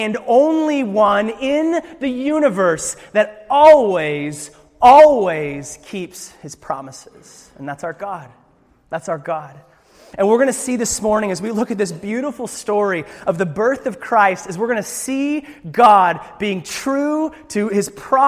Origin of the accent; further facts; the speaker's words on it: Alaska, United States; I'm from Alaska